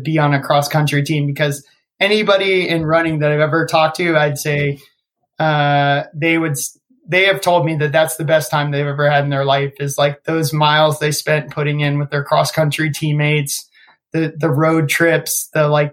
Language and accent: English; Northern Virginia, United States; I grew up in Northern Virginia. I played at a high school called Oakton High School